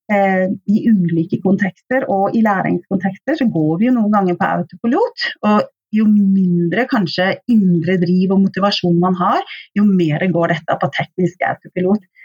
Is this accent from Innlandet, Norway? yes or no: no; Oslo, Norway; moved away as an adult; now in Stavanger, Norway; så kommer jeg opprinnelig fra Oslo